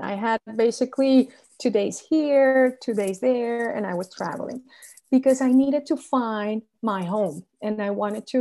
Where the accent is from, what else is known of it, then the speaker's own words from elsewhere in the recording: Venezuela; moved away as an adult; also born or lived in Chapel Hill, North Carolina; now in Miami, United States; I was born and raised in Venezuela